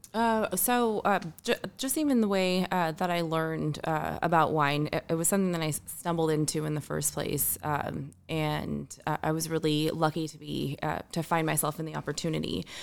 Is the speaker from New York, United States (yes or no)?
no; Orange County, California, United States; I grew up in Orange County